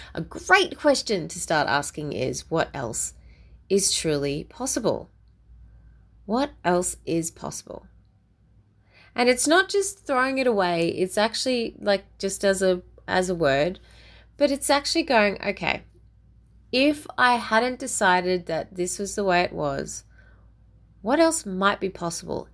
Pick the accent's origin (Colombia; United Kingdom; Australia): Australia; as an Aussie